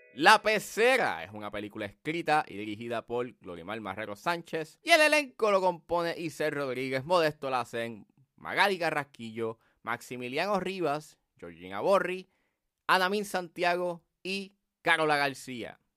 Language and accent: Spanish; Puerto Rico; accent: Puerto Rican; nuestro acento